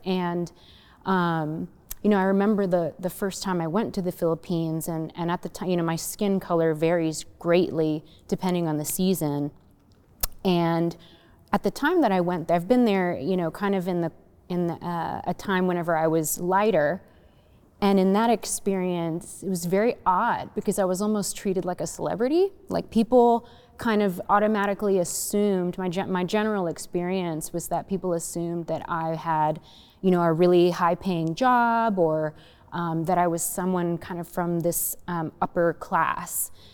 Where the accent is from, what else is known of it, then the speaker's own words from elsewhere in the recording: United States; my growing up in the United States